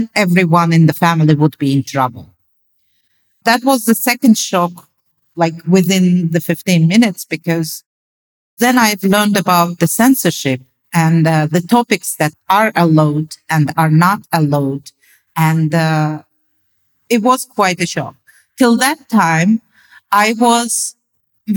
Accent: Azerbaijan; I was born in Azerbaijan, which was part of Soviet Socialist Union back then, USSR.

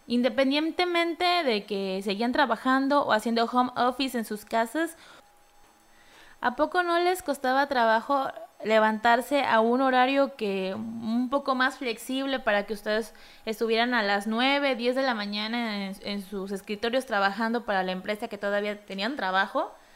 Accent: Mexico; como buen mexicano

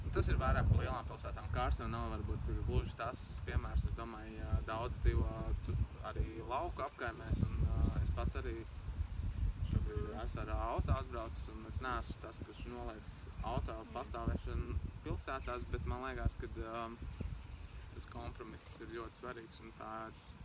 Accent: Kārsava, Latgale, Latvia; moved away as an adult; now in Riga, Latvia; esmu pabeidzis skolu Kārsavā, vidusskolu un uh, arī mūzikas skolu.

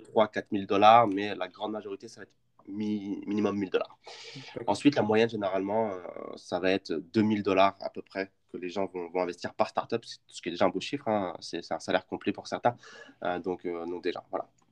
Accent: Champagne, Grand Est, France; je suis originaire de Champagne

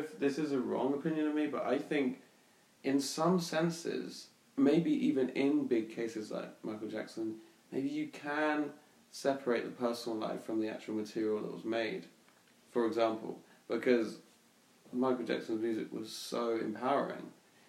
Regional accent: England, United Kingdom; I mean, especially growing up in England, I think that's a problem too

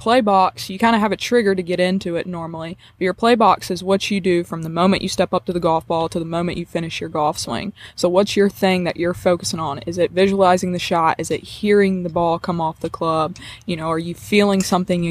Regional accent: South Mississippi, United States; I'm from South Mississippi

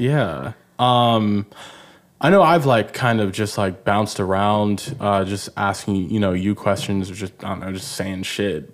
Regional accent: Nigeria; I'm Nigerian.

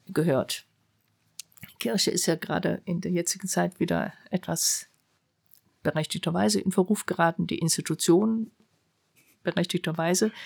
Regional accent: Germany; dass ich Deutsche war

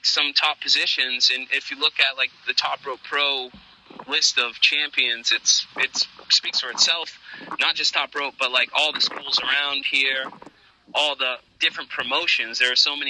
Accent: New Bedford, Massachusetts, United States; my hometown in New Bedford

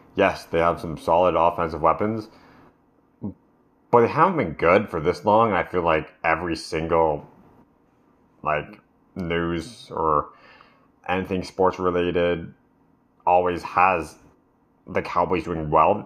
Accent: Canada; I'm Canadian

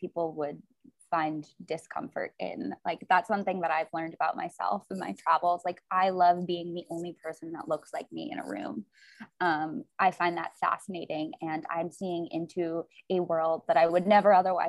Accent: New York, United States; moved away as an adult; also born or lived in Extremadura, Spain; now in Spain; I'm from New York originally, and I'm like a city girl through and through

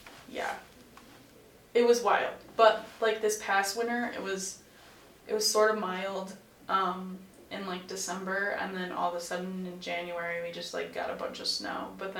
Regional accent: Midwest, United States; It's definitely different from where I'm from, because I'm from the Midwest.

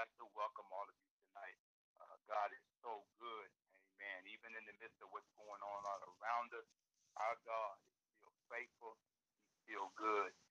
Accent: the South, United States; I grew up in the South grew up in a poor, poverty-stricken family. I grew up on a farm

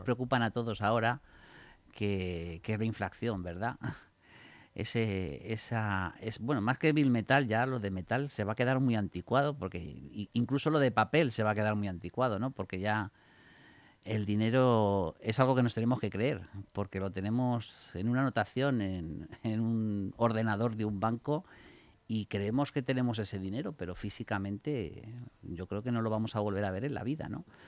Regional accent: Spain; nosotros como españoles

